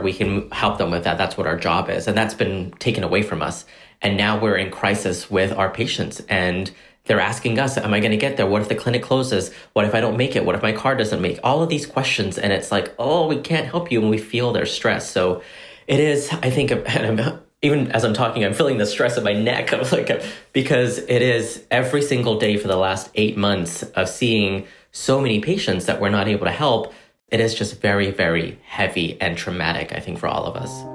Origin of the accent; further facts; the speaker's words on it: Corsicana, Texas, United States; growing up in Corsicana, uh, being we were undocumented at the time